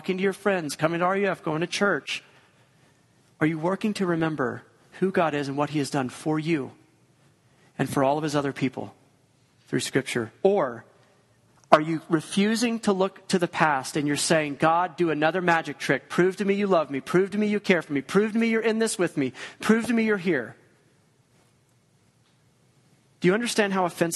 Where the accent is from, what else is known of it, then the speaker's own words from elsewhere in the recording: Georgia, United States; moved away; We're both from Georgia.